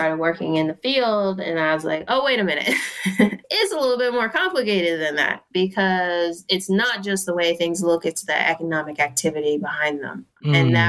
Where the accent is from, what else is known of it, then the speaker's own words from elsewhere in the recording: Cheltenham, Pennsylvania, United States; also born or lived in Mount Airy, Philadelphia; I mostly grew up in Cheltenham. My mom lived in Cheltenham